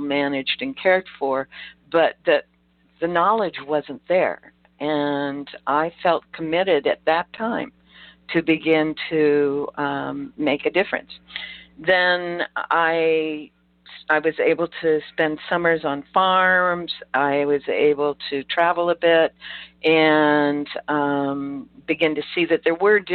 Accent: Chicago, Illinois, United States; I grew up in Chicago's inner city

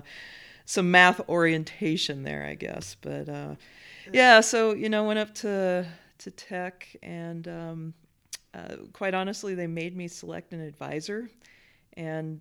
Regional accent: Wyoming, United States; moved away; also born or lived in Montana; I grew up mostly in Wyoming.

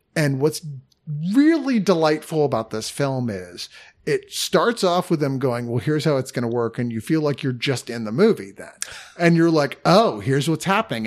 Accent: United States; We're from America.

